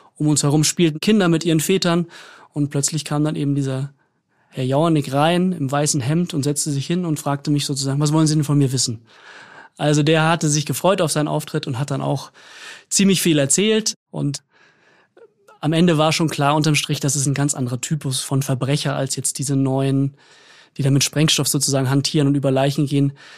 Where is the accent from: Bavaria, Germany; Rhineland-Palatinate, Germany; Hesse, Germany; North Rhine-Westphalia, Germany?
Bavaria, Germany; Munich; moved away; Ich stamme ja ursprünglich aus München